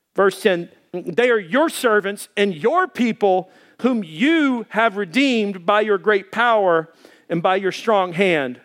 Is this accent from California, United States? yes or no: no; Arkansas, United States; moved away; I grew up back in Arkansas. We had forty acres of woodland.